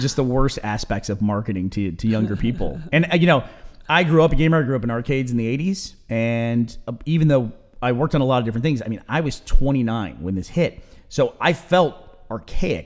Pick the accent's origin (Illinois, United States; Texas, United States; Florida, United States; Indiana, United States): Texas, United States; also born or lived in New York; I moved from New York down to Texas